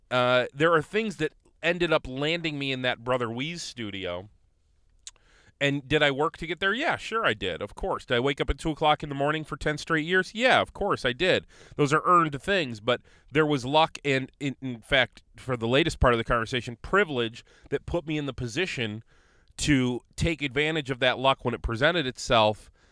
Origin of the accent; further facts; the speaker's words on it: Conneaut, Ohio, United States; I'm from Conneaut.